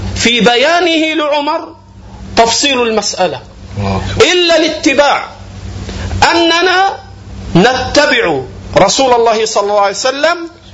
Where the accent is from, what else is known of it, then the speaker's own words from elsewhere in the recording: Egypt; عندنا في مصر